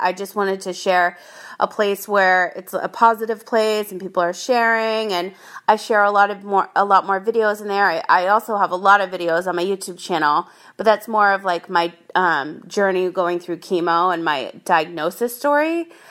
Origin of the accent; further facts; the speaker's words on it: Rhode Island, United States; now in San Diego, United States; I grew up in Rhode Island